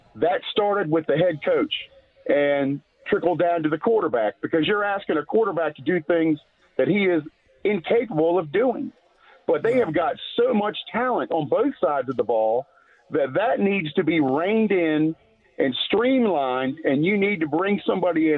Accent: Maryland, United States; moved away; I grew up in Maryland

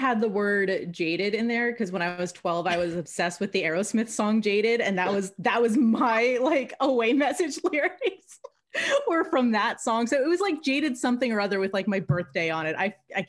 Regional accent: Springfield, Virginia, United States; So I grew up in Northern Virginia, too. I was actually born and raised in Springfield.

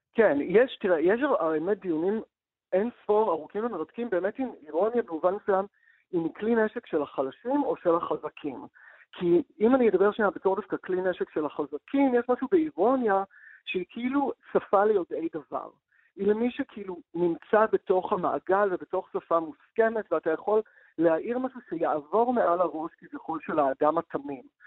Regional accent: Israel

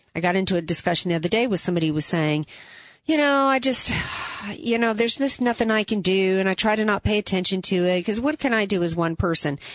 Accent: New Orleans, Louisiana, United States; I'm from the New Orleans area, and so the the Manning family is kind of huge, you know, to our town.

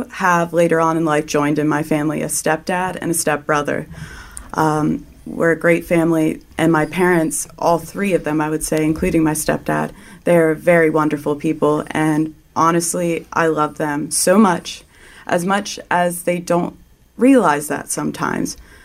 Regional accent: Lancaster, Pennsylvania, United States; I am from Lancaster, Pennsylvania

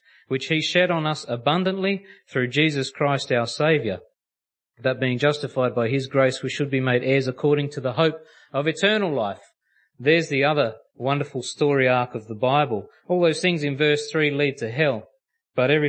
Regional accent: Australia; that's how us Aussies say it

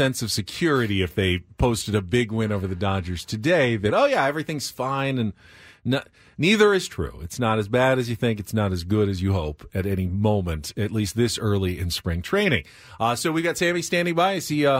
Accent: San Diego, California, United States; I grew up here in San Diego with the best zoo in the world.

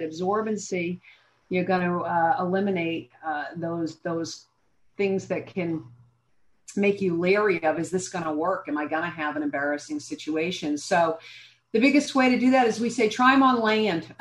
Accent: Massachusetts, United States; also born or lived in New Hampshire; I grew up in Massachusetts

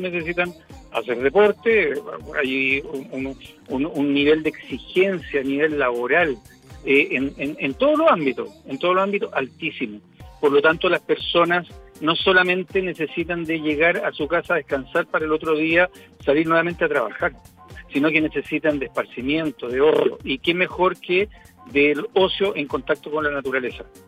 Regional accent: Cajón del Maipo, Santiago Metropolitan Region, Chile; yo que soy de aquí de la zona del Cajón del Maipo

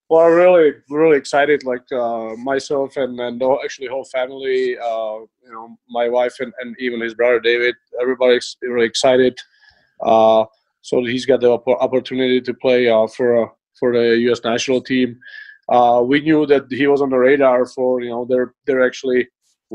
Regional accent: Czechia; moved away; I grew up in Czech Republic.

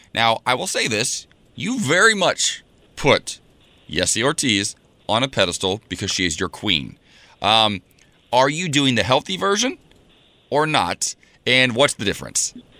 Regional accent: Ohio, United States; now in California, United States; my home state of Ohio

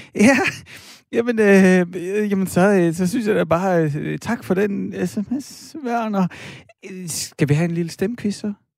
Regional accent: Horsens, Central Denmark Region, Denmark; jeg er vokset op i Horsens

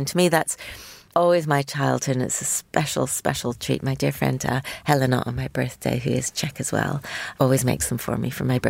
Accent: Canada; even though I was born in Canada, there's no Canadian food culture to talk about. But I go back to my Bohemian, my Czech roots

